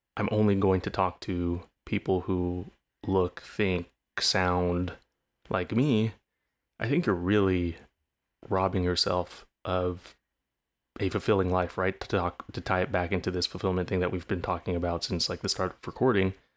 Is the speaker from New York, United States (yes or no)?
no; California, United States; growing up in California, naturally growing up a bit more left leaning